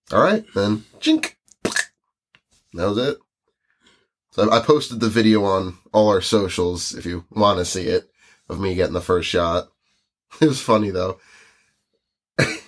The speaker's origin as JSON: {"language": "English", "country": "United States", "lives_now": "New Jersey, United States", "said": "we're from the United States"}